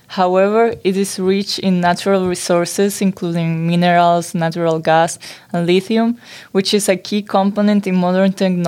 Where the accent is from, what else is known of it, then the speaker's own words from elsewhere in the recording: Spain; moved away; I was born in Spain